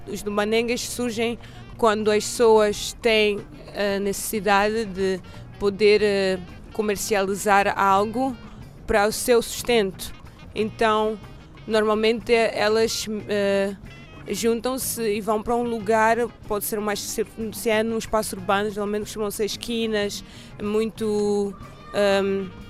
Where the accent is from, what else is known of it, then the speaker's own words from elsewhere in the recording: Cape Verde; also born or lived in Angola / Lisbon; Nasci em Angola, mas depois um Cabo Verdeantes, cresci em Cabo Verde, também estudei em Lisboa